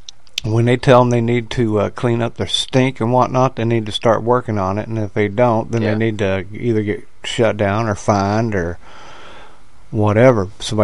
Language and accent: English; West Virginia, United States; born or raised there